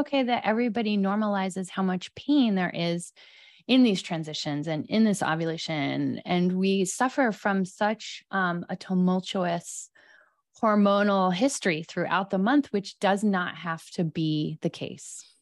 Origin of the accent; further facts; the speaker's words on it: East Coast, United States; now in Los Angeles, United States; I'm from the East Coast